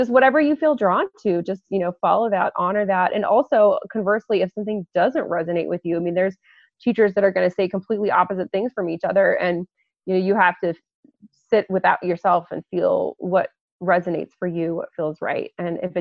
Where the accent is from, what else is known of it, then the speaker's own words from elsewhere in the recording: Lafayette, Colorado, United States; my hometown is Lafayette, Colorado, which is a pretty small town just outside of Boulder